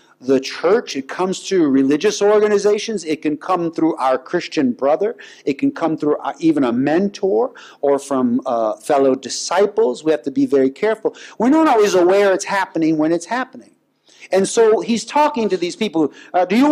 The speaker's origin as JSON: {"language": "English", "country": "United States", "said": "I'm an American"}